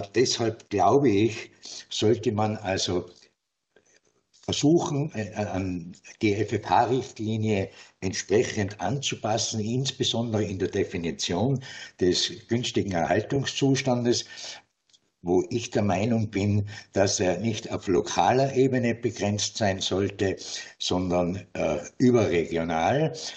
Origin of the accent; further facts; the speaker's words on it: Tyrol, Austria; bei uns in Tirol